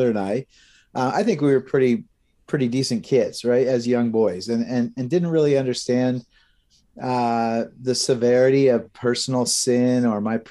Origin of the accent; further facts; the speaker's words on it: Brantford, Ontario, Canada; also born or lived in Ancaster; we grew up in Brantford, right? So not too far from here